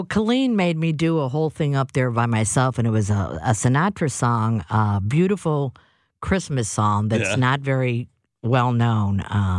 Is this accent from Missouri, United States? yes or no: yes; St. Louis, Missouri, United States; Uh-huh. Born and raised.